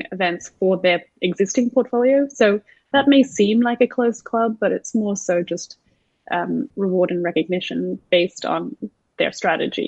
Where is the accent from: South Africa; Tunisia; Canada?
South Africa; also born or lived in Sydney, Australia; now in Los Angeles, United States; Prior to that, I was living in Sydney, Australia, but I'm actually South African born